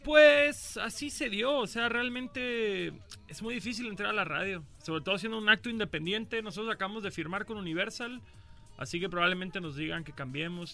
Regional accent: Cancún, Quintana Roo, Mexico; moved away as an adult; now in Mexico City, Mexico; Yo soy de Cancún, pero llevo viviendo en el DF como cuatro años ya

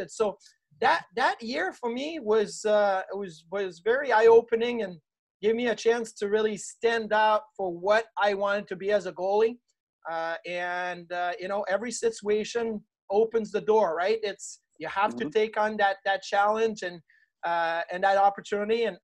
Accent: Clarence, New York, United States; lived in in in Clarence and was drafted by Orchard Park. Like it was really like right there. It was in my hometown. So it was a return home for me.

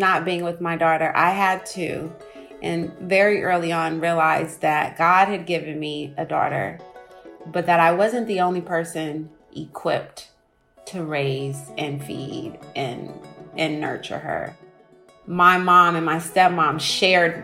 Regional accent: Oakland, California, United States; So I'm from Oakland

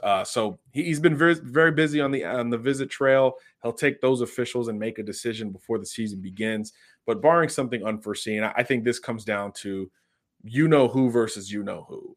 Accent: Florida, United States; I'm from Florida

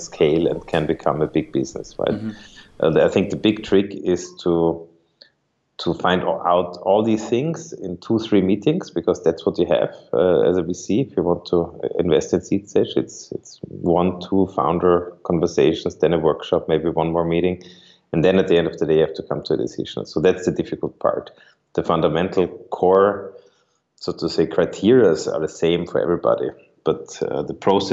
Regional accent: Vienna, Austria; also born or lived in New York, United States; I grew up in Vienna, Austria.

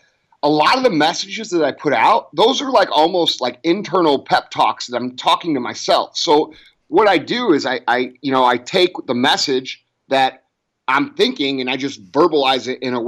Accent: St. Louis, Missouri, United States; I grew up in St. Louis, Missouri, right outside St. Louis. And, I still live here

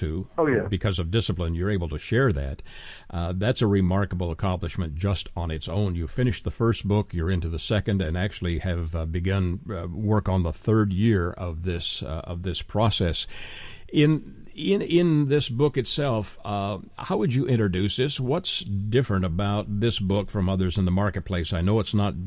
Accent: Canada; moved away; I am originally from Canada

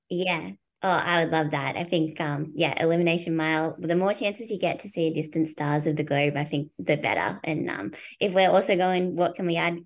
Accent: Australia; moved away as an adult; also born or lived in United States; as an Australian

